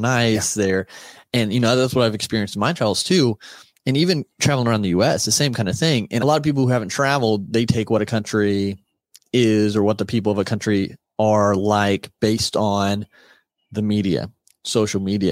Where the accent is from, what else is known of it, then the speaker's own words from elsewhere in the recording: United States; We were from America